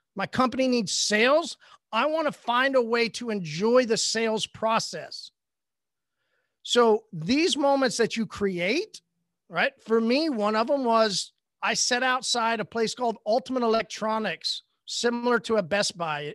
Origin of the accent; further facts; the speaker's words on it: Oklahoma, United States; I'm from Oklahoma